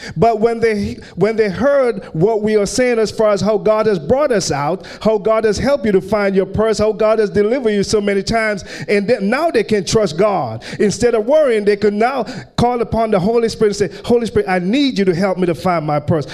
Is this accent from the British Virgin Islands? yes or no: yes; British Virgin Islands; moved away; I grew up in the British Virgin Islands